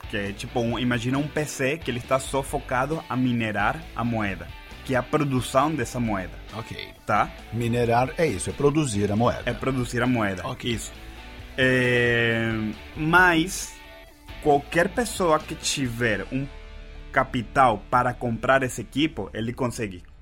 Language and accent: Portuguese; Venezuela; Portuguese is a second language; Na Venezuela, eu sou da Venezuela, lá foi onde eu fundei a minha primeira empresa.